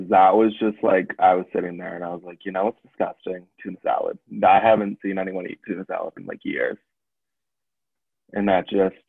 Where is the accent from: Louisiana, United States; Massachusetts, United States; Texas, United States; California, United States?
Massachusetts, United States; Foxborough; Yeah, Foxborough.